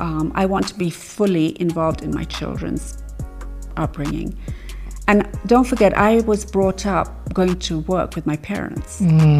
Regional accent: Nanyuki, Laikipia County, Kenya; growing up in Nanyuki, and it being such a sort of central point for people to stop off

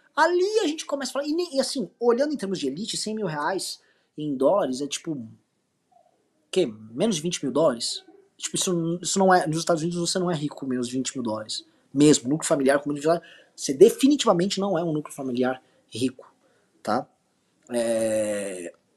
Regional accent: Brazil; eu sou brasileiro e eu sou um brasileiro descendente de portugueses, espanhóis, um pouco de italianos

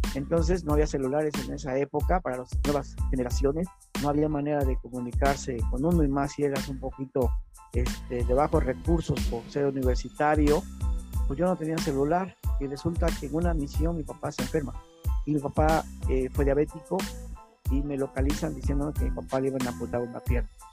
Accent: Cosamaloapan, Veracruz, Mexico; soy del estado de Veracruz, de un pueblo llamado Cozamalguapan

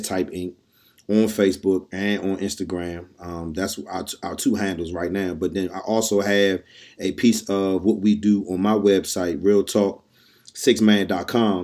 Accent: Washington, District of Columbia, United States; we from D.C. Oh, we're part Southeast

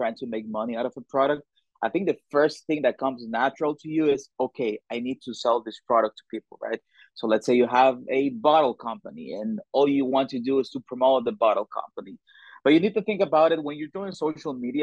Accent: El Salvador; moved away as an adult; I am from El Salvador. It's a beautiful country in Central America, super small but beautiful. And I moved with my family here like 4 years ago

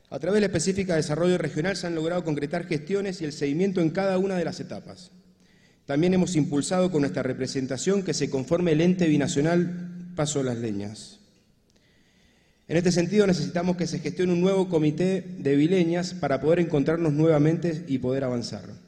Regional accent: Mendoza, Argentina

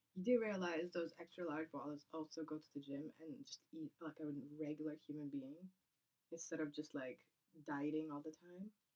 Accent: Kazakhstan; born or raised there; moved away

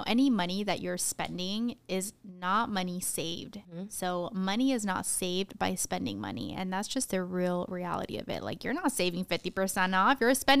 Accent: Tucson, Arizona, United States; you know, I grew up in Tucson, Arizona, so we're only an hour away from the border.

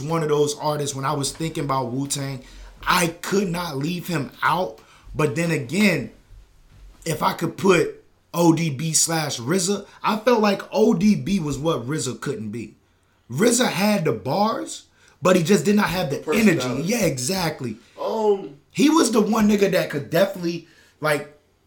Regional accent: the South, United States; I'm from the South

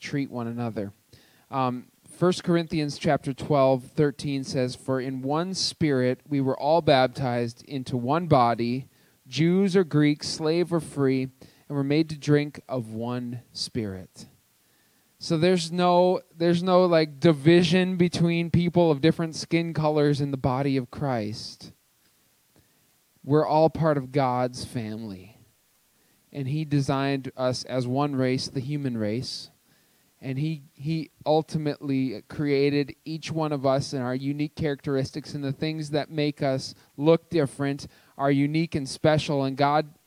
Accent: Cloquet, Minnesota, United States; now in Twin Cities, United States; I grew up in Cloquet, Minnesota

